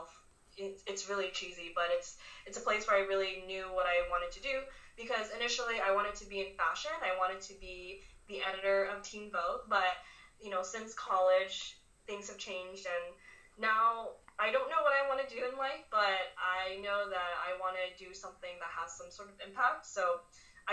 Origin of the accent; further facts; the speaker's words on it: Hawaii, United States; also born or lived in Nagoya, Japan / New York; I pretty much spent all of my childhood, my teenage years in Hawaii